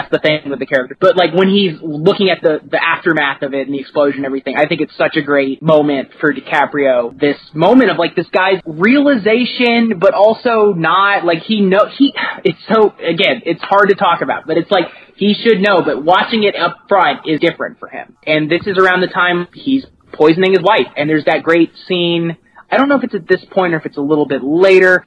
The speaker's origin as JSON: {"language": "English", "region": "Kentucky", "country": "United States", "tie": "born or raised there", "said": "I'm from Kentucky and I you know I grew up in a small town"}